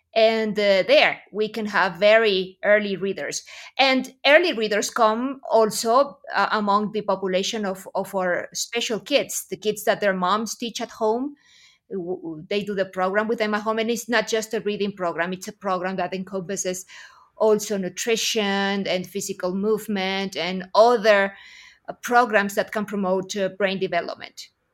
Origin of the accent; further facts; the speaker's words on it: Aguascalientes, Mexico; here in my hometown of Aguascalientes, Mexico